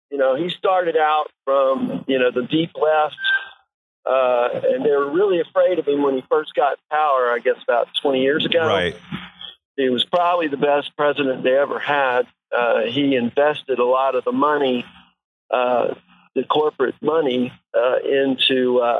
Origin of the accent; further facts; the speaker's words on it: United States; also born or lived in Brazil; I'm an American